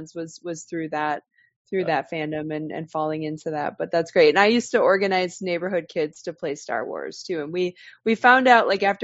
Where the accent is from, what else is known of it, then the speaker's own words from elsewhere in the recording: Wisconsin, United States; I am originally from Wisconsin